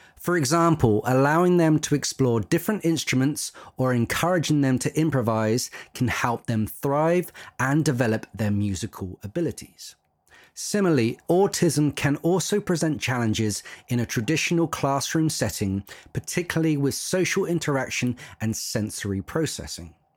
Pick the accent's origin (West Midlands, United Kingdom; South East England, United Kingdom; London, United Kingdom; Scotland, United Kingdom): South East England, United Kingdom; Isle of Wight; I grew up on the Isle of Wight